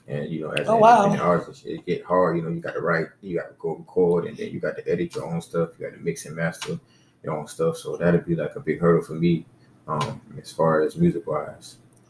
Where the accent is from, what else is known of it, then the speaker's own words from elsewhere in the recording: St. Matthews, South Carolina, United States; moved away as an adult; also born or lived in Orangeburg, South Carolina; now in Charleston, United States; Born in Orangeburg, raised in St. Matthews.